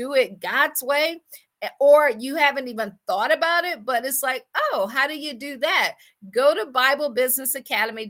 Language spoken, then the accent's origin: English; Akron, Ohio, United States; moved away as an adult; also born or lived in Washington, D.C. / Baltimore / Boston / Pittsburgh; I am from Akron, Ohio